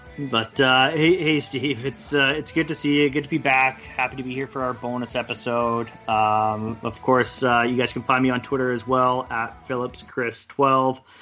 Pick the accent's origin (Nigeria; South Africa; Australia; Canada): Canada; Kelowna, British Columbia; also born or lived in Kamloops; I moved back to Kelowna from Kamloops